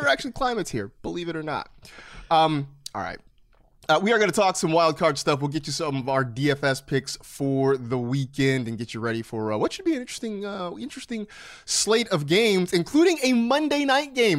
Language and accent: English; Bay Area, California, United States; now in Los Angeles, United States; I grew up in the Bay Area where it gets, it gets cold